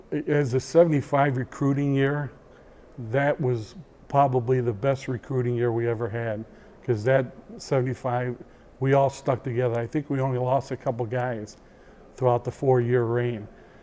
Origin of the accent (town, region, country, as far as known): Chicago, Illinois, United States; born or raised there; moved away as an adult